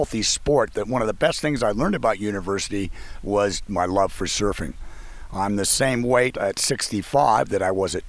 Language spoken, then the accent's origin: English; Whittier, California, United States; also born or lived in San Diego; I grew up in Whittier, California